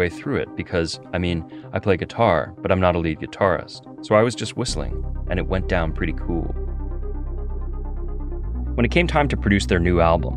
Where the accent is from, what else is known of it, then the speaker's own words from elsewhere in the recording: United States; as an American